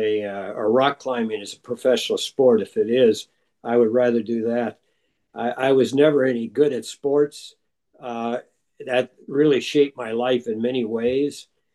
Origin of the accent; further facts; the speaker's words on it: Duluth, Minnesota, United States; I grew up in Duluth, Minnesota, right on the shore of Lake Superior